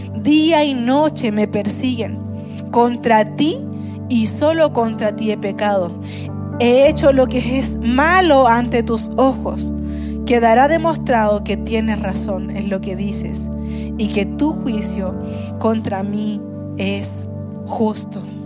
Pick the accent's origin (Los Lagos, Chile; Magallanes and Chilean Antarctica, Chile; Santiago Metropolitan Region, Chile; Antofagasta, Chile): Santiago Metropolitan Region, Chile; Puente Alto; yo también nací en Puente Alto. Eh, y saben que eh, viví los primeros cinco años de mi vida muy cerca de nuestro campus en Puente Alto, unas dos calles más atrás. Pero desde los cinco años hasta como los 20, 22 quizás, viví en la peor población de Puente Alto.